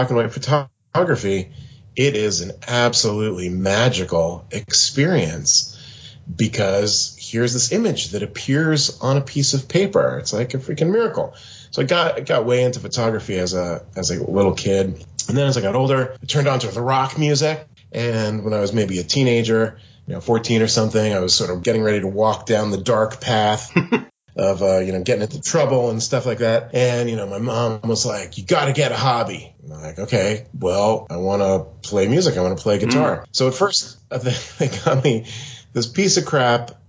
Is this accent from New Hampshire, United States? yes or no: no; Pennsylvania, United States; now in Seattle, United States; I grew up in Pennsylvania on the east coast of the USA, and now I'm currently in Seattle on the west coast.